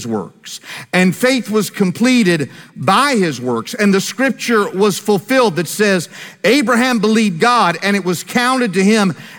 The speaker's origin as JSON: {"language": "English", "town": "Greensboro", "region": "North Carolina", "country": "United States", "tie": "born or raised there", "said": "my hometown of Greensboro, North Carolina"}